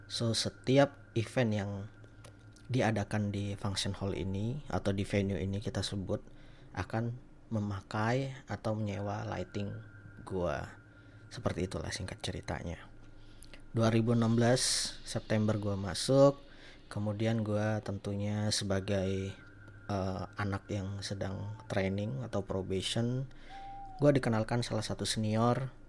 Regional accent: Sumatra, Indonesia; moved away as an adult; now in Jakarta, Indonesia; sedikit informasi gue itu merantau ke Jakarta gue dari Sumatera. Gue merantau itu 2016, gue kerja di Jakarta.

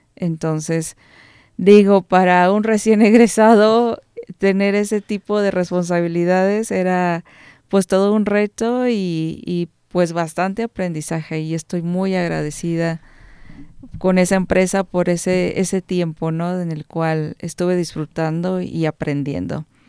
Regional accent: Cortázar, Guanajuato, Mexico; Soy originaria de Cortázar.

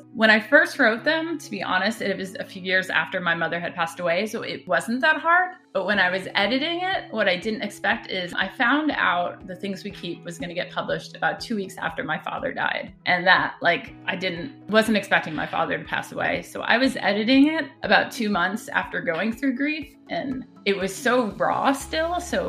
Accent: Chicago, Illinois, United States; born there; also born or lived in Philadelphia / Boston / Chapel Hill; now in Seattle, United States; Where I'm from, I'm a bit of a mutt. I was born in Chicago. I lived in Philadelphia most of my life, and then Boston, and then Chapel Hill, North Carolina, and now I'm in Seattle.

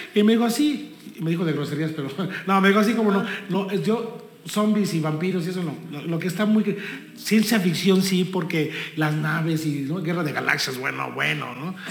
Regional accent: Texcoco, State of Mexico, Mexico; somos mexicanos, somos texcocanos

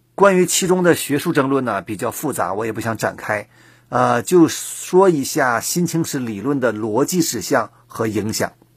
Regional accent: China; 我们中国人一直强调的

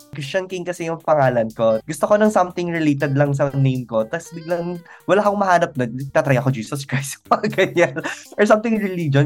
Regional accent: Calabarzon, Philippines; moved away; Tuwing umuwi ako sa Cavite

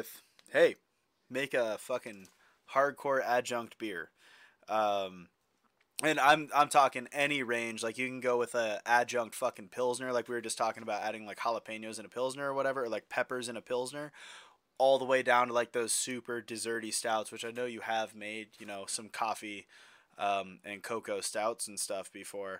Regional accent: Bend, Oregon, United States; I grew up in Bend, Oregon, which is a fucking hub for craft beer, obviously.

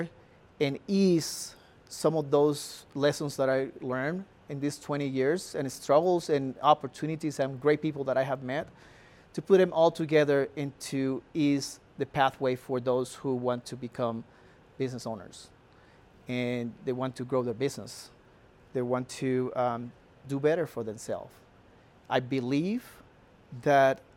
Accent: Cartagena, Bolívar, Colombia; moved away as an adult; now in Colorado, United States; I'm just a Colombian, born in Cartagena, that had the pleasure and the blessing to come to this country

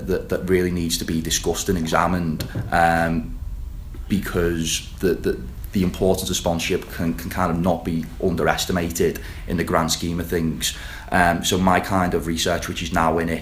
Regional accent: the Wirral, North West England, United Kingdom; I am from the Wirral

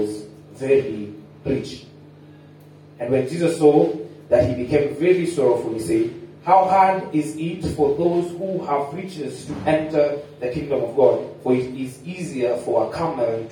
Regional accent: Kenya; we are Kenyan

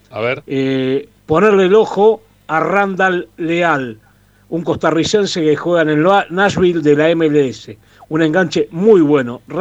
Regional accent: Frías, Argentina; de Frías.

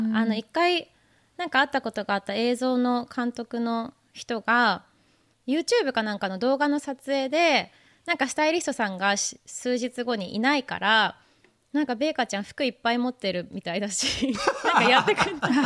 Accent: Urayasu, Chiba, Japan; moved away as an adult; also born or lived in Oregon, United States; now in New York, United States; 私はあの千葉県の浦安市にずっと住んでて

